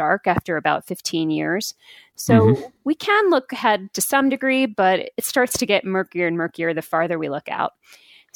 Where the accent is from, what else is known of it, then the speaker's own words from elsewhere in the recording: United States; being an American myself